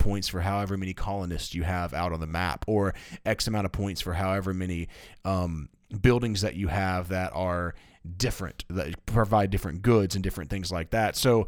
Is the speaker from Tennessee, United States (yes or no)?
yes; Tennessee, United States; And I'm dipping because I got some tobacco in my mouth, and I'm from Tennessee.